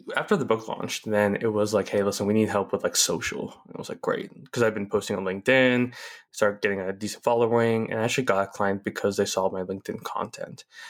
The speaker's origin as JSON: {"language": "English", "town": "Chandler", "region": "Arizona", "country": "United States", "tie": "born or raised there", "said": "I grew up in Chandler, Arizona, in the suburb of Phoenix"}